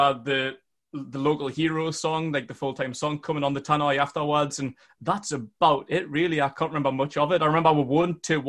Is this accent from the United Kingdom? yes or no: yes; Northumberland, North East England, United Kingdom; accent: Geordie; I'm from Northumberland, from a small town about 10 miles north of Newcastle